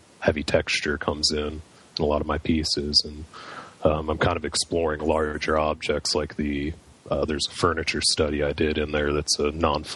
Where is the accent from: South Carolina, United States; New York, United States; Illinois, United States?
Illinois, United States; Chicago; moved away as an adult; also born or lived in Carbondale, Illinois; now in Tulsa, United States; I work out of Tulsa, Oklahoma, but I'm originally from Chicago area.